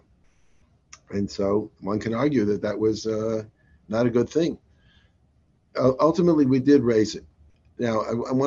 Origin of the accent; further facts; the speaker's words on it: Atlanta, Georgia, United States; Having been raised in Atlanta